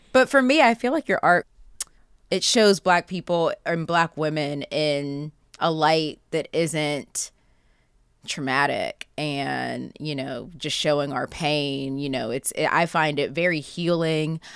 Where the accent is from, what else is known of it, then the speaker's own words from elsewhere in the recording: Pittsburgh, Pennsylvania, United States; I grew up in Pittsburgh, so unfortunately, I grew up Catholic.